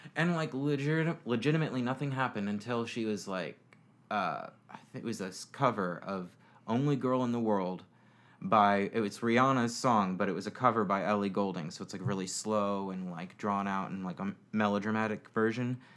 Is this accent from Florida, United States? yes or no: yes; Florida, United States; also born or lived in Indiana; moved here when I was about six years old, and I've lived here for the past 22 years